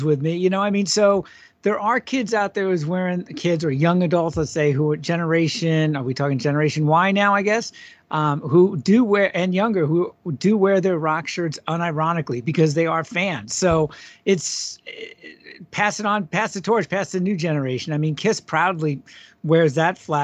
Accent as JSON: {"language": "English", "area": "Long Island", "region": "New York", "country": "United States", "tie": "born or raised there", "moved": "yes", "lives_now": "Minnesota, United States", "said": "I grew up on Long Island, lived on the East Coast for a long time"}